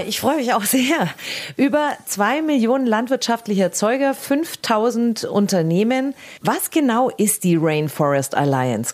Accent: Germany; wir Deutsche

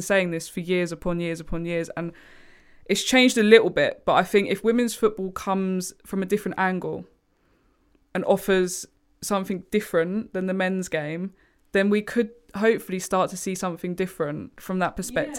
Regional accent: England, United Kingdom; we all have that one thing in common, that we're all English.

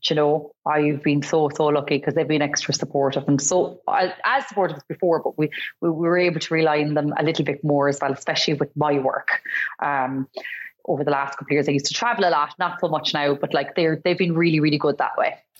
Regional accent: Cork, Munster, Ireland; I come from Cork.

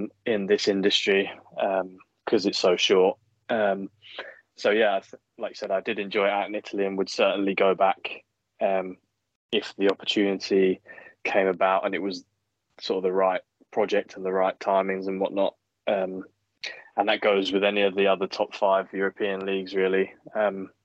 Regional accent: England, United Kingdom; being English

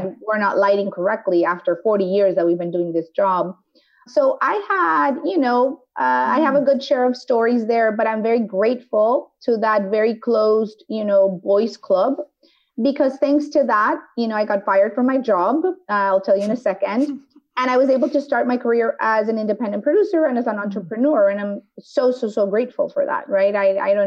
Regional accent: Mexico; now in United States; I grew up in Mexico

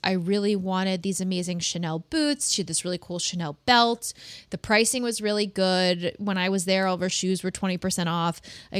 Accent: East Coast, United States; now in Washington, D.C., United States; I'm from the East Coast. I live in DC currently.

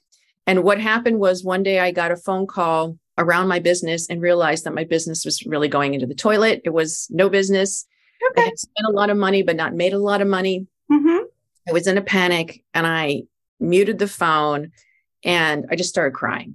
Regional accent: New York City, New York, United States; as a New Yorker

